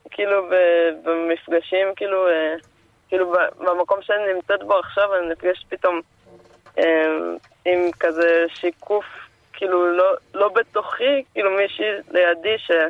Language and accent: Hebrew; Jerusalem, Jerusalem District, Israel; אני מירושלים, אבל עכשיו אני בפריז.